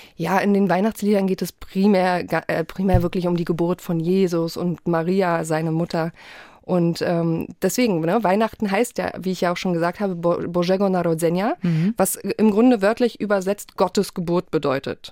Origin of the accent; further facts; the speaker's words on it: Poland; bei uns in Polen wird an Heiligabend so richtig aufgetafelt